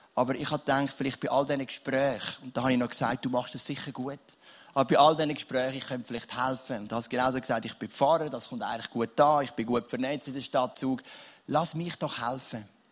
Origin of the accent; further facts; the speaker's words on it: Switzerland; ich bin so froh, lebe ich in der Schweiz